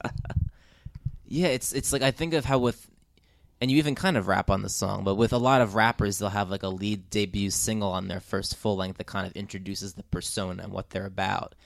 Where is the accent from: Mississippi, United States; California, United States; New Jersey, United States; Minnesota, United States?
New Jersey, United States; I'm from New Jersey